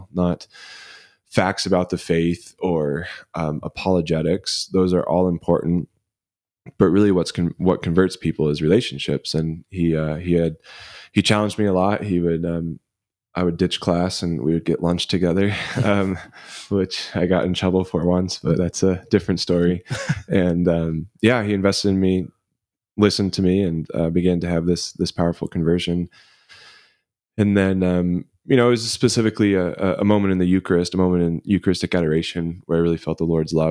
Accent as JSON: {"language": "English", "town": "Denver", "region": "Colorado", "country": "United States", "tie": "born or raised there", "said": "I grew up in Denver, Colorado, South Denver, Littleton area"}